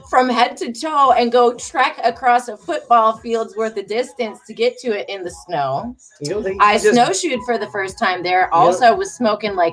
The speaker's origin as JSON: {"language": "English", "town": "Detroit", "region": "Michigan", "country": "United States", "moved": "yes", "lives_now": "Charlotte, United States", "said": "I come from Detroit, Michigan"}